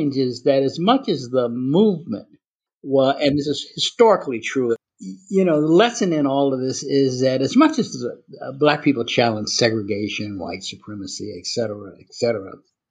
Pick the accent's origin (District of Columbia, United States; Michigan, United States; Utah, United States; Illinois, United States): District of Columbia, United States; Washington; I'm from D.C. And my mother is from D.C. And my grandmother and her husband had come to D.C. from the Mississippi Delta at the beginning of the 20th century. So it's my hometown